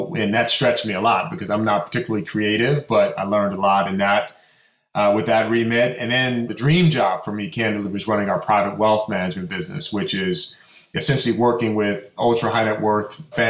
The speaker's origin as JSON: {"language": "English", "town": "Chicago", "region": "Illinois", "country": "United States", "tie": "born or raised there", "moved": "yes", "lives_now": "New Rochelle, United States", "said": "I'm a kid from Chicago. One of three boys."}